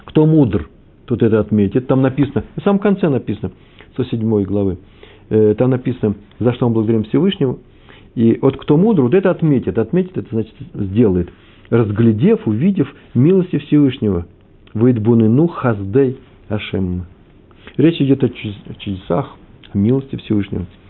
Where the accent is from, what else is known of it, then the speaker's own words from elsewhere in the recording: Moscow, Russia; moved away; also born or lived in Kyiv, Ukraine; я москвич. Я и киевлянин тоже